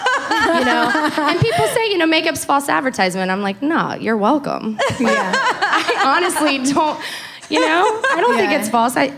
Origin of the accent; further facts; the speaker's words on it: the South, United States; moved away as an adult; also born or lived in Los Angeles / Las Vegas; I'm from the South.